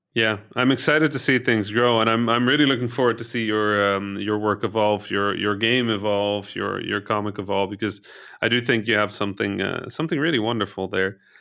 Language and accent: English; Egypt; born or raised there; moved away